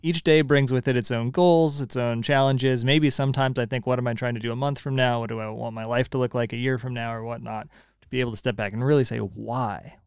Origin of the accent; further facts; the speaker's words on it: California, United States; now in Connecticut, United States; I'm still a Californian